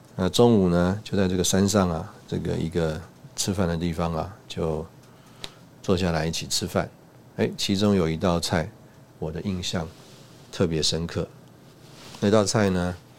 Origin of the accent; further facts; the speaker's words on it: Taiwan; 我们从台湾来